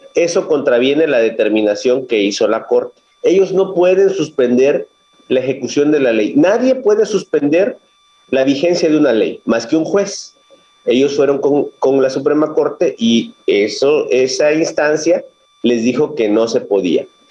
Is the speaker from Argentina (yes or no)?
no; Minatitlán, Veracruz, Mexico; Yo soy originario de aquí, de Veracruz, del sur de Veracruz